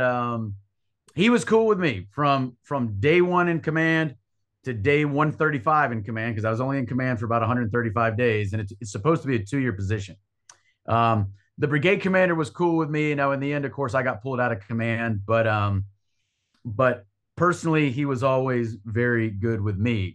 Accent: North Carolina, United States; I'm from North Carolina

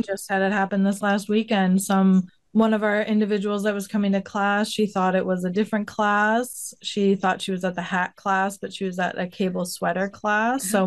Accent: Illinois, United States; now in Washington, United States; I grew up in Illinois

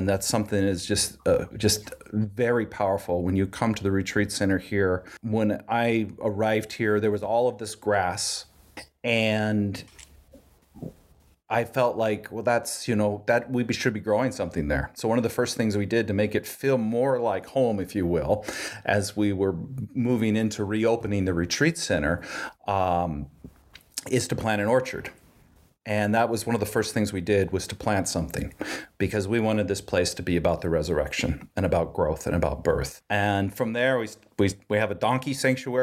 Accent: Washington, United States; moved away as an adult; also born or lived in Portland, Oregon; now in West Cornwall, United States; I grew up on a farm in Washington State and in apple orchards too

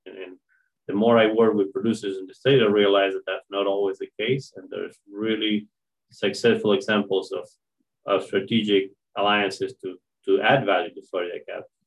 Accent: Argentina; moved away as an adult; now in Marianna, United States; I'm uh, originally from Argentina. I was uh, born and raised in a family that has strong ties to agriculture

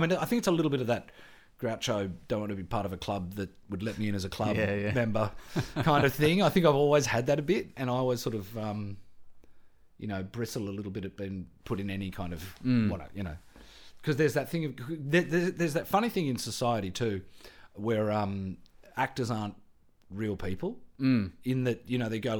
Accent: Canberra, Australian Capital Territory, Australia; I came from Canberra, firstly, Air Force parents' background, very working class background, public school and all that kind of stuff.

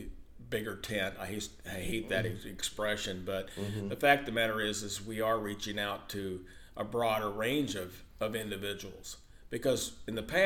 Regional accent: Hamilton, Illinois, United States; a small town in where I grew up in Hamilton

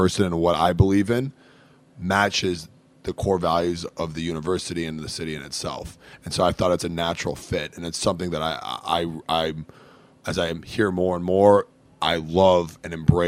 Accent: Metro Detroit, Michigan, United States; moved away as an adult; now in Cincinnati, United States; I'm originally from Metro Detroit, about 25 minutes outside of the city, west of the city of Detroit

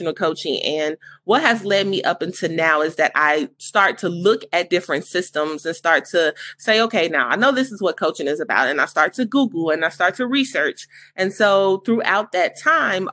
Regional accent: Gary, Indiana, United States; moved away as an adult; now in Indianapolis, United States; So I'm actually from Gary, Indiana, and I relocated to Indianapolis about 11 years ago.

